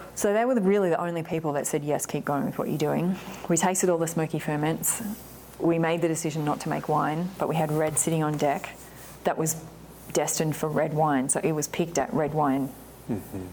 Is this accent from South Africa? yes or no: no; Australia; moved away as an adult; now in Oregon, United States; being Aussie